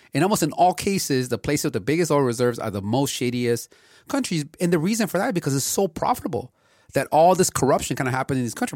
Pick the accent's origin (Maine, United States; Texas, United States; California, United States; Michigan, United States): California, United States; Los Angeles; growing up in L A and seeing the amount of smog that was here in the eighties